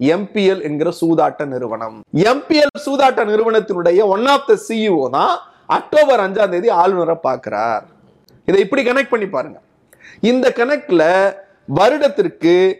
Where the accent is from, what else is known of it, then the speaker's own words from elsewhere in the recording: Tamil Nadu, India; எங்கள் தாய்மொழியான தமிழை